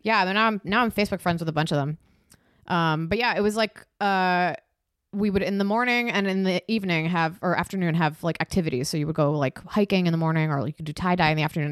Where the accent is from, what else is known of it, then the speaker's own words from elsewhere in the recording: Takoma Park, Maryland, United States; also born or lived in Silver Spring, Maryland / Vermont; I grew up in Tacoma Park